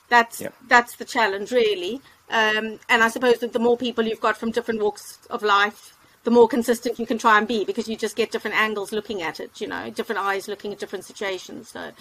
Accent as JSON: {"language": "English", "town": "Cape Town", "region": "Western Cape", "country": "South Africa", "lives_now": "United Kingdom", "said": "From Cape Town."}